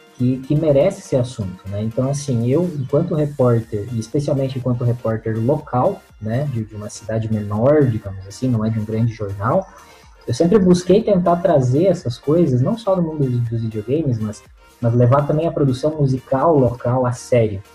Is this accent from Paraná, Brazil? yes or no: yes; Pato Branco, Paraná, Brazil; eu nasci, é, cresci aqui, vivi minha vida toda em Pato Branco